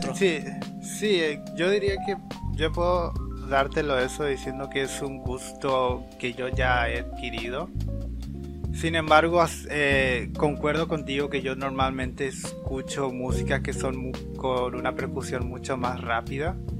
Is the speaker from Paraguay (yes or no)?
yes; Paraguay; los paraguayos no escucharíamos esta canción en fiestas